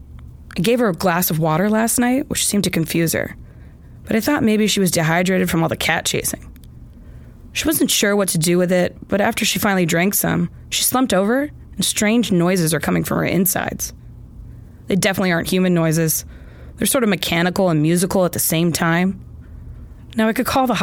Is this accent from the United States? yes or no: yes; Maine, United States; I'm from Maine